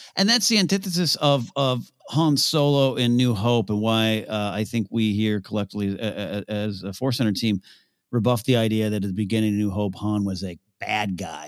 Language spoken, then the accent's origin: English; Pismo Beach, California, United States; I grew up near Pismo Beach with sand dunes